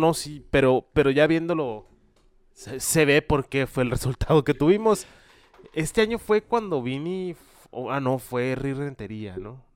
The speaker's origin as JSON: {"language": "Spanish", "country": "Mexico", "said": "siendo mexicano"}